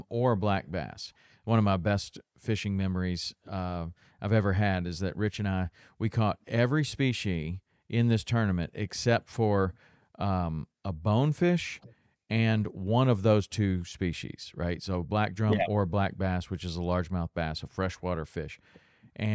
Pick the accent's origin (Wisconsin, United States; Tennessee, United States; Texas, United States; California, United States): Tennessee, United States; now in Florida Keys, United States; I grew up in Tennessee catching largemouth bass